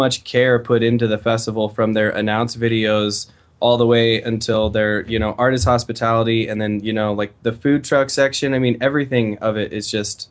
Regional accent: Fort Collins, Colorado, United States; now in Denver, United States; I grew up in Fort Collins, which is just 60 miles

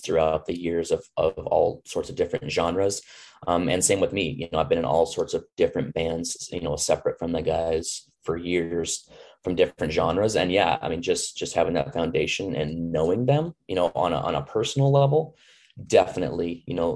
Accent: Boise, Idaho, United States; moved away as an adult; also born or lived in Alaska; growing up in Boise

